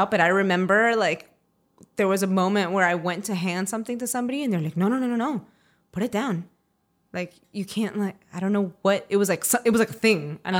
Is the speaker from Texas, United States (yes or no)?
no; Miami, Florida, United States; moved away; I grew up in Miami.